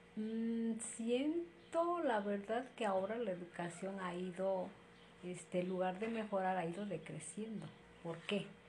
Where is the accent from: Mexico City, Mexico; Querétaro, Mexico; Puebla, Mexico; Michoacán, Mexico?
Puebla, Mexico; Izúcar de Matamoros; Soy originaria de Izúcar de Matamoros y actualmente resido en Izúcar de Matamoros